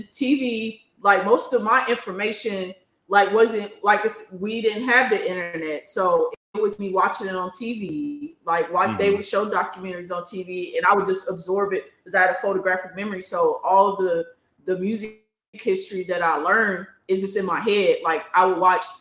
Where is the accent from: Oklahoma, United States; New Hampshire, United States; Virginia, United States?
Oklahoma, United States; the R&B stations that I grew up listening to, because I'm from Oklahoma